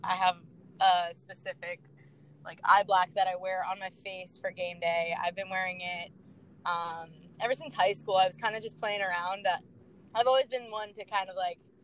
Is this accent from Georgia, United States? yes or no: no; Long Island, New York, United States; So I got to play um, all my sports growing up on Long Island